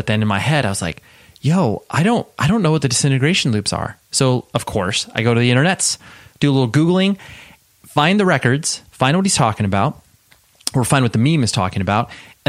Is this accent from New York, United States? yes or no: no; Las Vegas, Nevada, United States; born there